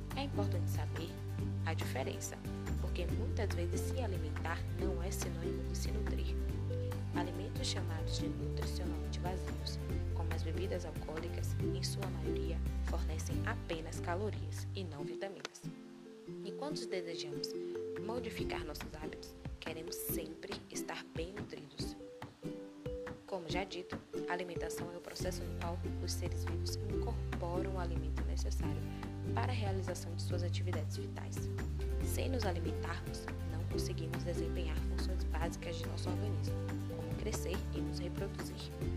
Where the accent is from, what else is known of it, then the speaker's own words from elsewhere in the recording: Brazil; nós, brasileiros